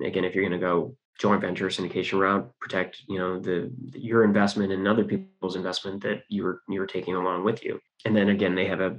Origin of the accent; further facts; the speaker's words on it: California, United States; We're all from California